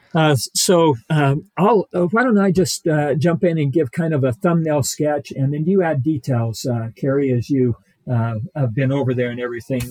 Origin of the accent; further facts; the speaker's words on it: Ridgecrest, California, United States; moved away; Where I was raised out there in Ridge, Ridgecrest